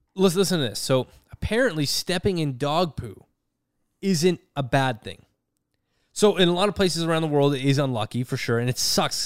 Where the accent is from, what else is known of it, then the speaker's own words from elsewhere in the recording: Canada; I am Canadian, Canadian